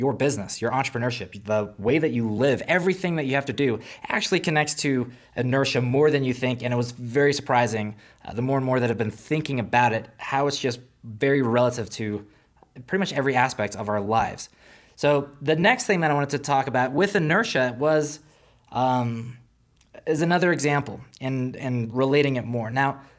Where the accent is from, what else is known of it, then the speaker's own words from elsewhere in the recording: South Africa; Now, for those who are new here, I'm originally from South Africa, so it wasn't like a far travel.